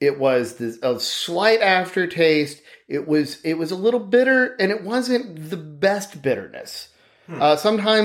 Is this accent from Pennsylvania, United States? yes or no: no; Arkansas, United States; also born or lived in Texas; I'm pretty much from around Texas. I'm from Arkansas.